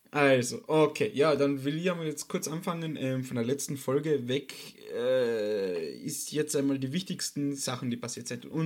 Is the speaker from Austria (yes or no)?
yes; Austria; weil leider Gottes nach dem letzten Lockdown bei uns in Österreich habe ich es geschafft